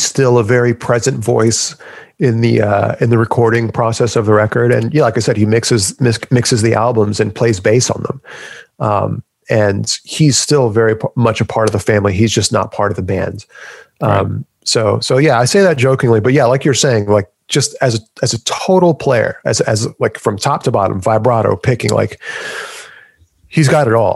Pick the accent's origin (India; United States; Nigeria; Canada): United States; as an American